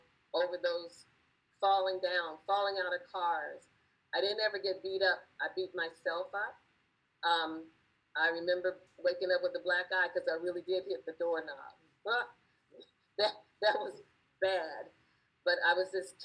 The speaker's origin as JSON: {"language": "English", "town": "Los Angeles", "region": "California", "country": "United States", "tie": "born or raised there", "also_born_or_lived": "Gulf Coast / East Coast", "moved": "yes", "said": "Growing up in Los Angeles, in the time of Sunset Strip and Hollywood and Vine"}